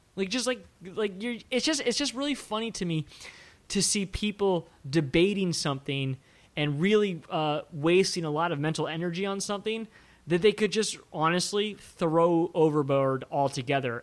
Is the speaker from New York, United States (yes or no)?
no; Maryland, United States; I grew up in Maryland, which, you know, right outside of Washington, D C